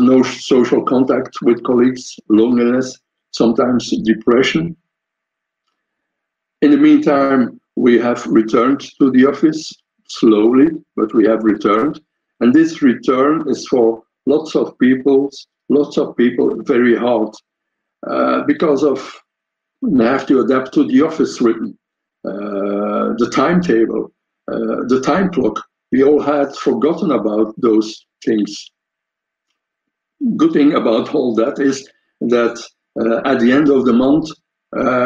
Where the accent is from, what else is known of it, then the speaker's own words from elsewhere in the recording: Belgium; I'm from Belgium, coming from Belgium